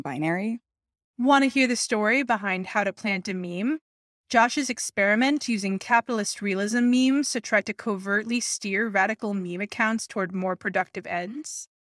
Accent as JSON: {"language": "English", "town": "New York City", "region": "New York", "country": "United States", "tie": "born or raised there", "said": "I was raised in New York City"}